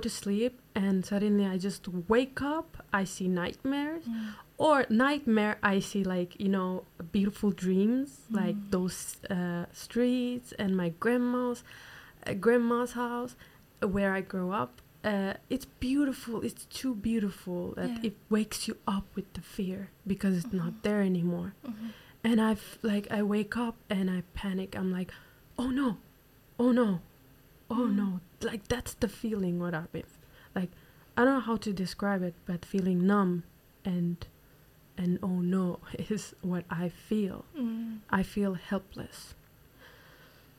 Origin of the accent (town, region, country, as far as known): Turkey; born or raised there; moved away